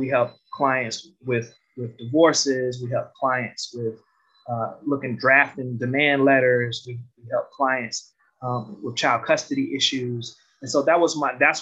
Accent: Detroit, Michigan, United States; Growing up in Detroit

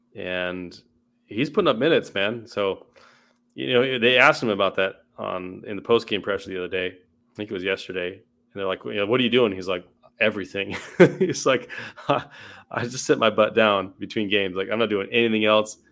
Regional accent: Southern California, United States; some music I kinda grew up with, uh, 'cause I'm from Southern California

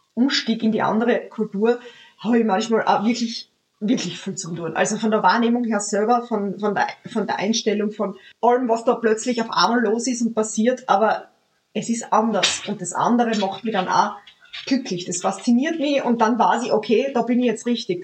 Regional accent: Austria; bei uns in Österreich

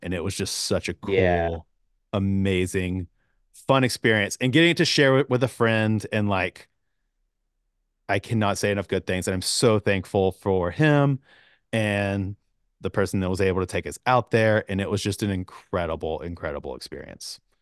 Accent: Georgia, United States; I grew up in Georgia

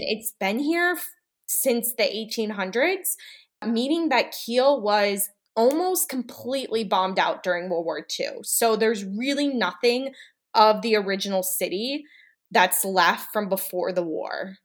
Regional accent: Washington, District of Columbia, United States; moved away as an adult; also born or lived in Mainz, Germany / Tübingen, Germany / Heidelberg, Germany / Hamburg, Germany; now in Kiel, Germany; I am originally from Washington, D C, and I now live in Kiel, Germany.

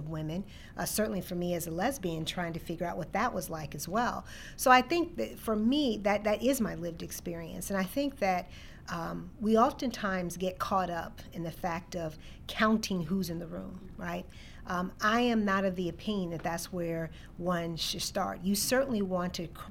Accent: Chicago, Illinois, United States; moved away as an adult; also born or lived in Ames, Iowa; I grew up in Chicago, born and raised on the South Side

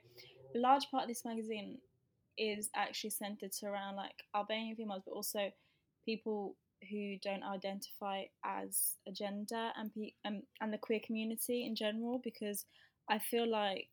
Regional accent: Birmingham, West Midlands, United Kingdom; moved away; I came from Birmingham

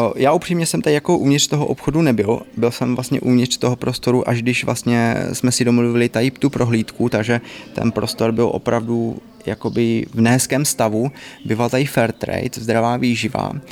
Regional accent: Znojmo, South Moravian Region, Czechia; My jsme oba dva znojmáci, … je vlastně eh, z Kravska, já jsem jakoby ze Znojma

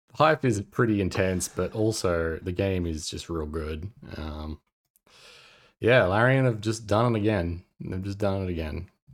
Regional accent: Australia; accent: Australian; my Australian accent

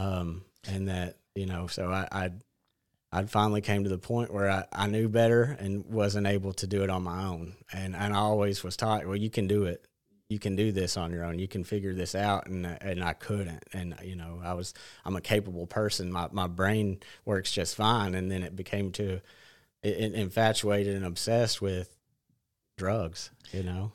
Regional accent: Batesville, Arkansas, United States; I grew up in Batesville

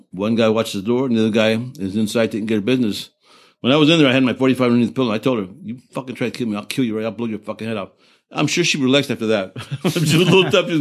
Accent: Texas, United States; I'm from Texas

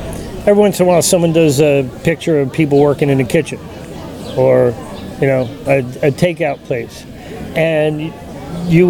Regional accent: Hicksville, New York, United States; my home state of New York

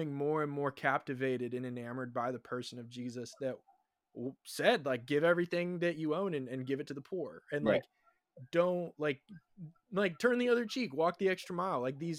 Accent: Southern California, United States; I grew up in Southern California.

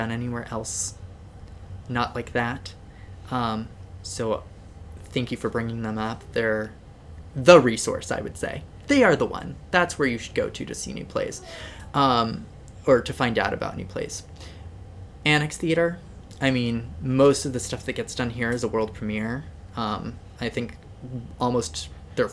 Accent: Southern California, United States; now in Seattle, United States; growing up in Southern California

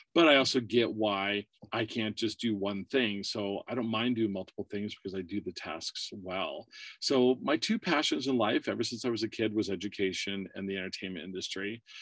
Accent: Warren, Pennsylvania, United States; moved away as an adult; also born or lived in Burbank, California / Erie, Pennsylvania; now in California, United States; I was born in California, but raised in uh, Warren, Pennsylvania. It's a very small town.

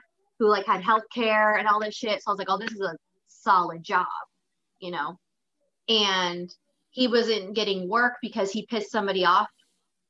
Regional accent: Phoenix, Arizona, United States; moved away as an adult; also born or lived in Los Angeles / San Diego / Japan; now in Stockton, United States; I'm originally from Phoenix

